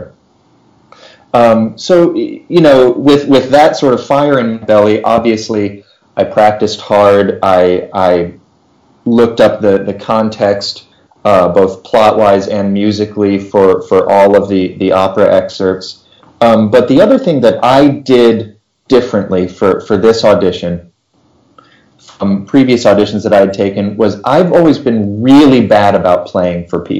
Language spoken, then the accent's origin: English; Round Rock, Texas, United States; moved away as an adult; also born or lived in Philadelphia, Pennsylvania / Houston, Texas; So I grew up just outside of Austin, Texas. Went to Round Rock High School